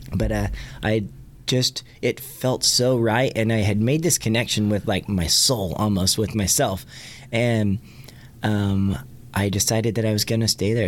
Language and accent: English; Catoosa, Oklahoma, United States; also born or lived in Tulsa; my hometown of Catoosa, where I grew up